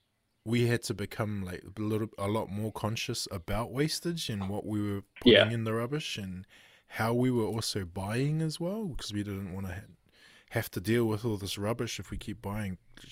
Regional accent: Auckland, New Zealand; also born or lived in Hamilton; now in Kawiru, New Zealand; So I moved from Hamilton to Kawiru, and prior to Hamilton, I was in Auckland. And so in where I was in Auckland, you had a big bin, like a wheelie bin.

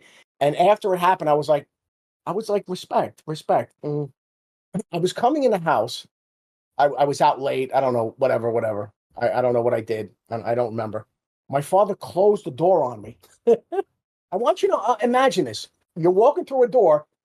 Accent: Jersey City, New Jersey, United States; I grew up in Jersey City

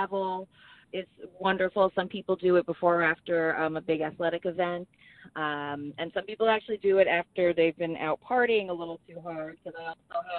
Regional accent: Stephentown, New York, United States; also born or lived in Pittsfield, Massachusetts / East Greenbush, New York; now in Saratoga County, United States; from a little place called Steventown, New York. Lived there till I was about 12 years old, and then moved over to East Greenbush

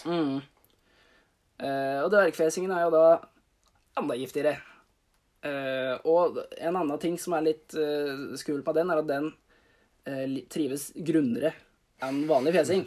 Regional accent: Bøverud, Toten, Innlandet, Norway; Jeg er fra Bøverud.

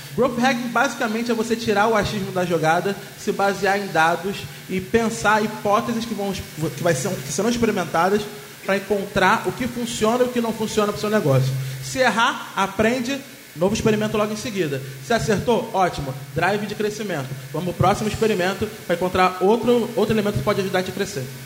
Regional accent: Rio de Janeiro, Brazil; eu sou carioca

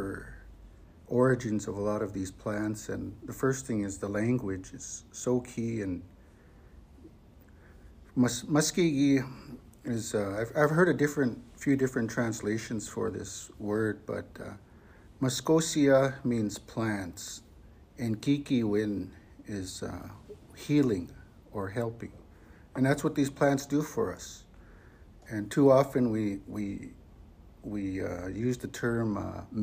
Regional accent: Frog Lake Cree First Nation, northeastern Alberta, Canada; I'm from the Frog Lake Cree First Nation in northeastern Alberta

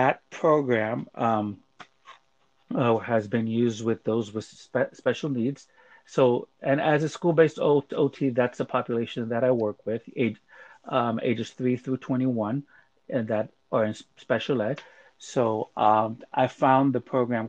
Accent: Panama; moved away; I'm originally from Panama

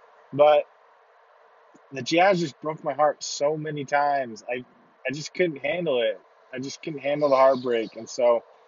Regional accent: Idaho, United States; also born or lived in Salt Lake City, Utah; I grew up in Salt Lake City until I was about 7, 8, and we moved up to Idaho

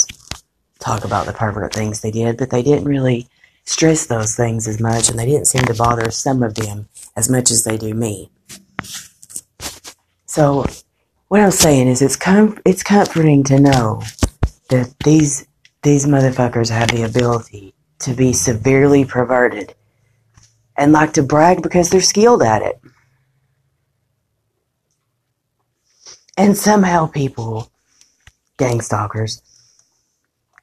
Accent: United States; I'm an American

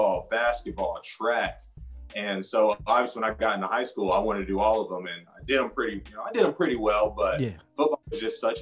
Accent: Wichita, Kansas, United States; moved away as an adult; also born or lived in Washington State; now in Arizona, United States; I grew up in Wichita, graduated from Wichita Heights

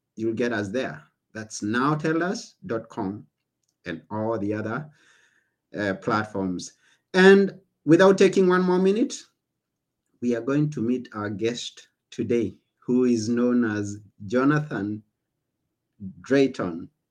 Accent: Kenya; now in Greece; I come from Kenya

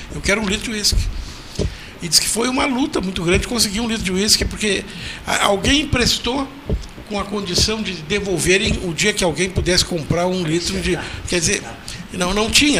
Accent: Pedro Osório, Rio Grande do Sul, Brazil; Pedro Osório, onde eu nasci

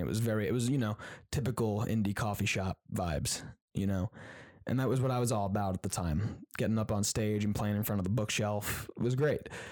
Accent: Queensbury, New York, United States; moved away as an adult; also born or lived in Syracuse, New York; I was growing up in Queensberry

